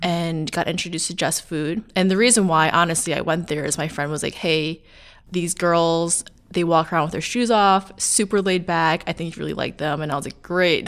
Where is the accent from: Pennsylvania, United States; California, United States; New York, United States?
New York, United States; Long Island; I'm from Long Island